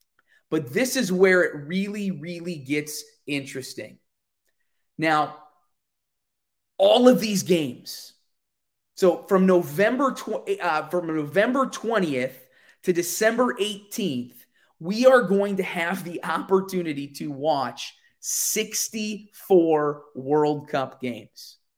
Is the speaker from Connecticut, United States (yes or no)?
no; Wisconsin, United States; Now, I'm from Central Wisconsin, so Central time zone here.